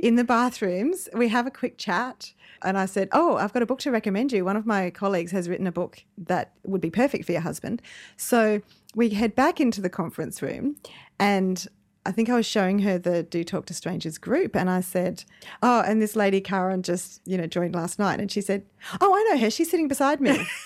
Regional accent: Dubbo, New South Wales, Australia; I'm from Dubbo

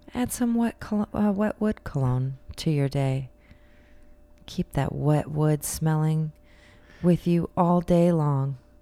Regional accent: United States; we're American

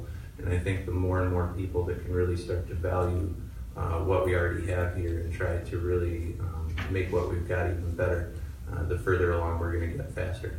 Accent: Beloit, Wisconsin, United States; I've been born and raised in Beloit. I'm a 5th generation Beloiter plus, actually 5th generation school district of Beloit

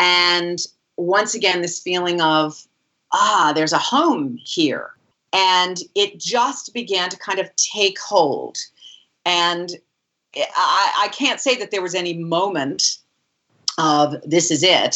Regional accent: Kingston, Pennsylvania, United States; also born or lived in Buffalo, New York; I was born in Buffalo, New York, and raised in a little town in Kingston, Pennsylvania, called Kingston, Pennsylvania

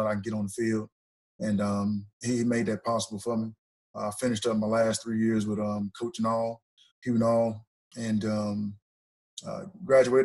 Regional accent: Ripley, Mississippi, United States; moved away as an adult; also born or lived in Auburn, Alabama; I'm originally from North Mississippi. Played at Ripley High School, Ripley Tigers.

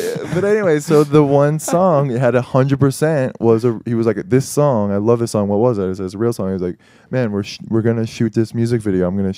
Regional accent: Sarasota, Florida, United States; now in New York, United States; I grew up in Florida.

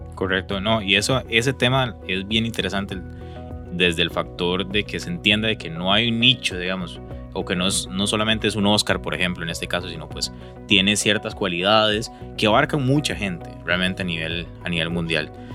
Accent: Costa Rica; yo como costarricense no conocía

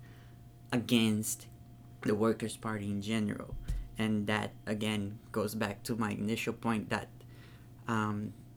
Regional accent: Natal, Rio Grande do Norte, Brazil; moved away; I'm from Natal

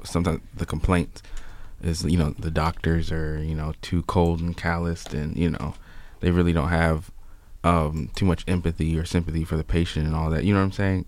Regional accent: Chicago, Illinois, United States; I grew up in Chicago

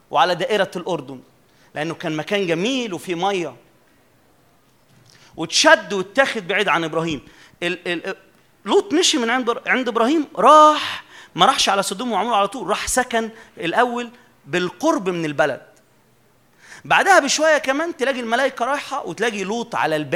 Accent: Upper Egypt, Egypt; عندنا في الصعيد يقولوا لفظ كده على المؤمن اللي بيجي للرب

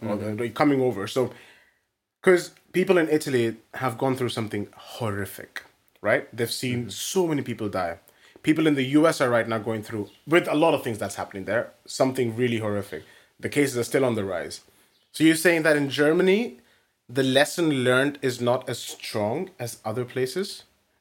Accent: India; I'm from India

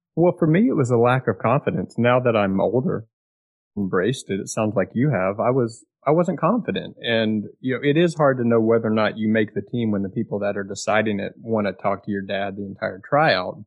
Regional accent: Austin, Texas, United States; growing up in Austin, like I did

